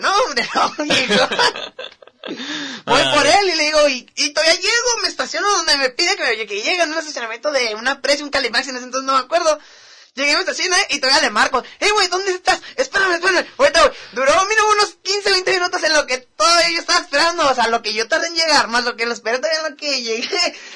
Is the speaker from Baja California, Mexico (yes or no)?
yes; Mexicali, Baja California, Mexico; yo soy de por acá, de Mexicali, le digo, por ahí que vivo. Bro. De la Robledo